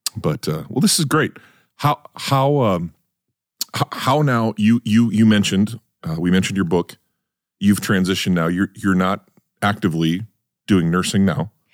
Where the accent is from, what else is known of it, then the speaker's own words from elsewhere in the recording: North Dakota, United States; moved away; I grew up in North Dakota